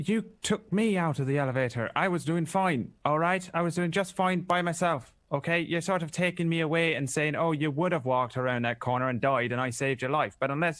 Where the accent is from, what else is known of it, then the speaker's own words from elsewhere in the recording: Ireland; I'm always fine. I'm Irish.